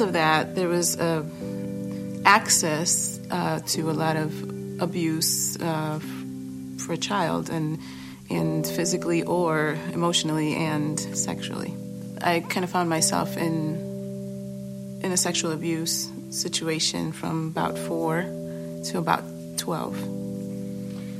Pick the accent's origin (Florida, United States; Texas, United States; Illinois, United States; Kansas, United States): Illinois, United States; Chicago; also born or lived in Boston, Massachusetts / Guatemala (ancestry); when I was two, we moved to Chicago after my parents had separated